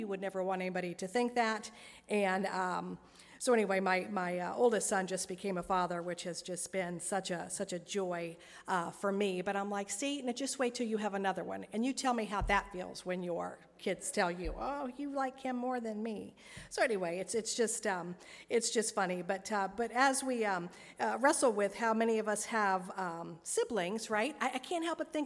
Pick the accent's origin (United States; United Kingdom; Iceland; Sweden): United States; Vandalia; I grew up in Vandalia